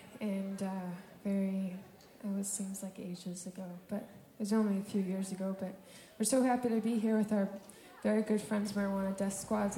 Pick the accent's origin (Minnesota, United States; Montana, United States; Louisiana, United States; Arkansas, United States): Minnesota, United States; I'm from Minnesota